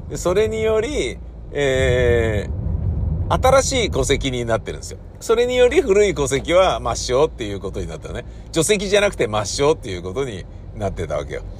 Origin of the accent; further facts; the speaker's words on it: Tokyo, Japan; 自分が生まれ育った家